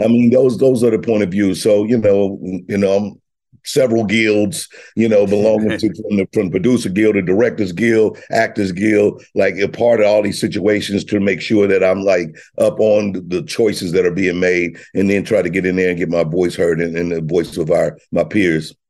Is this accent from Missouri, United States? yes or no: yes; Missouri, United States; I'm from Missouri, so, you know, I both roll with the home state